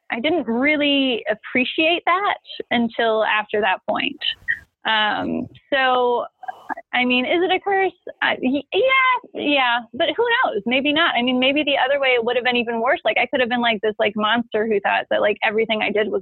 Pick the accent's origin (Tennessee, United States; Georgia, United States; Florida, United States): Tennessee, United States; Nashville; now in Los Angeles, United States; I was born out here, actually, but I grew up in Nashville